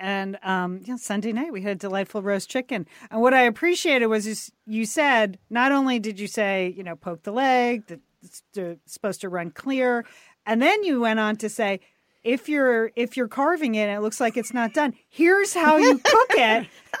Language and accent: English; New England, United States; now in Los Angeles, United States; I'm from New England.